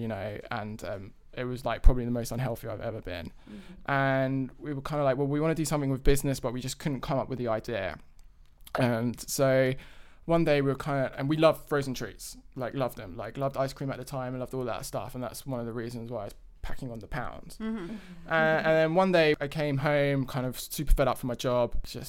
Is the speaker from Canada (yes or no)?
no; London, United Kingdom; accent: London; now in United States; we are originally from London, if you can't tell from the accent.